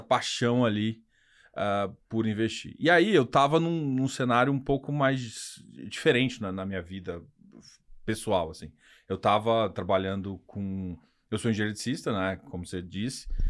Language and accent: Portuguese; Goiás, Brazil; como bom goiano